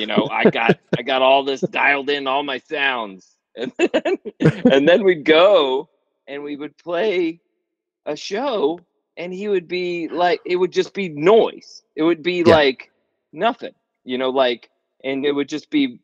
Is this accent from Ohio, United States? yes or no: no; Manassas, Virginia, United States; I grew up outside of Manassas, Virginia, and then D.C. was right there